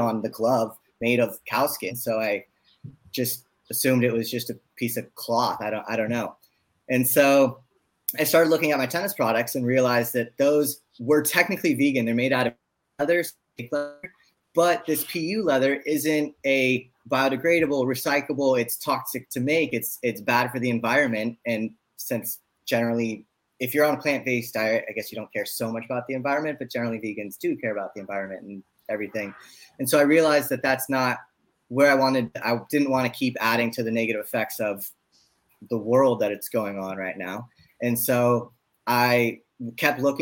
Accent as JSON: {"language": "English", "town": "San Francisco", "region": "California", "country": "United States", "tie": "born or raised there", "moved": "yes", "lives_now": "Los Angeles, United States", "said": "I grew up in San Francisco. I live in Los Angeles"}